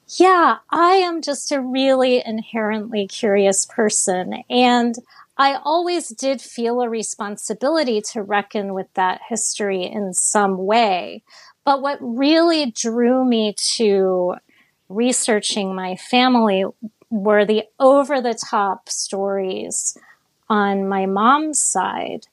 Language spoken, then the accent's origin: English; Miami, Florida, United States; I grew up in Miami